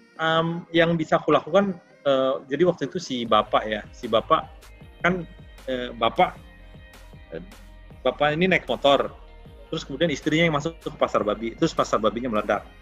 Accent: Jakarta, Indonesia; aku ini lahir di Tanjung Priuk

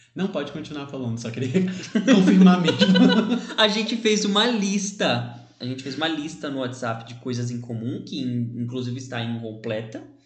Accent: São Bernardo do Campo, São Paulo, Brazil; tenho 26 anos, sou de São Bernardo

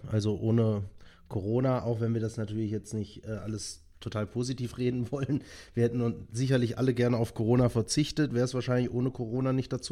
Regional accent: Hesse, Germany; now in Kempten, Germany; Also ich habe wohne seit ja, jetzt sechseinhalb Jahren in Kempten im Allgäu. Ich bin ja eigentlich ursprünglich aus Nordhessen und habe schon in halb Deutschland gefühlt gelebt.

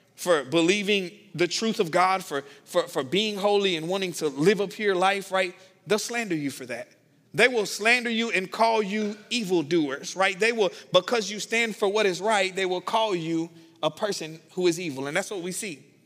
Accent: the South, United States; I'm from the South

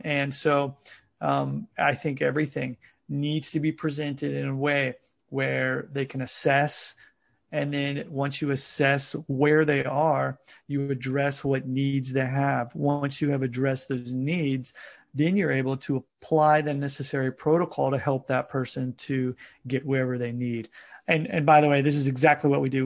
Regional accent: United States; now in Japan; I'm originally from the United States

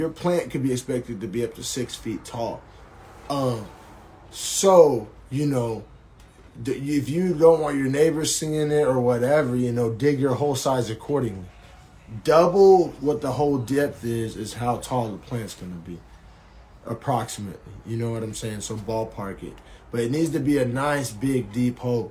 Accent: Oklahoma, United States; growing up in Oklahoma and starting out my smoking in Oklahoma

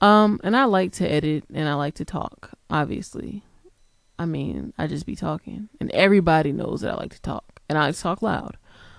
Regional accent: New Haven, Connecticut, United States; also born or lived in Harlem / Georgia / Massachusetts; I'm originally from New Haven, Connecticut, and then I moved to Harlem, and then I moved to Georgia

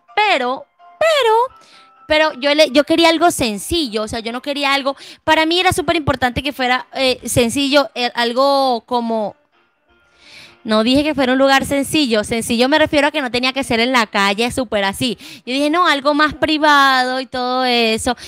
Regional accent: Venezuela; now in Bucaramanga, Colombia

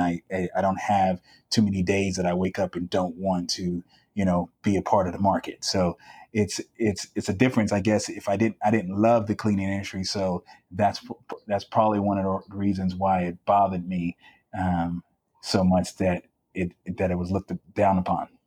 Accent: San Diego, California, United States; also born or lived in Chicago, Illinois; growing up in San Diego in a middle class um, neighborhood

